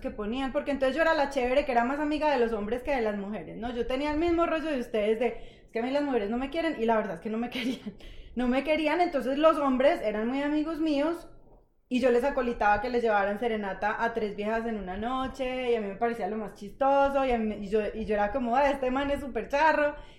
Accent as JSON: {"language": "Spanish", "town": "Manizales", "region": "Caldas", "country": "Colombia", "tie": "born or raised there", "moved": "as an adult", "said": "yo crecí, como ustedes en Manizales"}